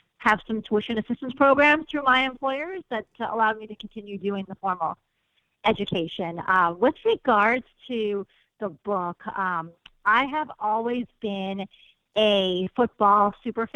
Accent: Chicago, Illinois, United States; I grew up in Chicago

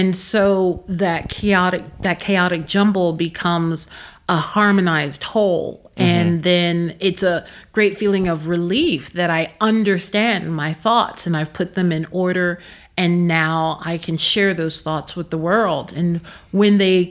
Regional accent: Philadelphia, Pennsylvania, United States; moved away as an adult; now in Prague, Czech Republic; I'm not from the Delta. I'm from Philadelphia

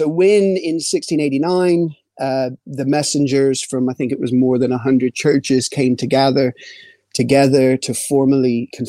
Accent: Rolla, Missouri, United States; moved away as an adult; also born or lived in New Albany, Mississippi / Cardiff, Wales / North Wales; now in Bury, United Kingdom; I'm originally from the States, from your neck of the woods in Rolla, Missouri. But I eventually moved to Christ Church, New Albany in Mississippi. And the church there eventually sent me to Cardiff, Wales in 2010.

